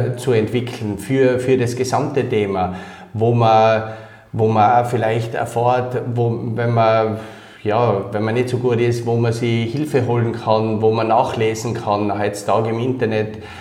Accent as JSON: {"language": "German", "town": "Innsbruck", "region": "Tyrol", "country": "Austria", "tie": "born or raised there", "also_born_or_lived": "Kirchdorf (Upper Austria)", "said": "aufgewachsen bin ich dann in Innsbruck"}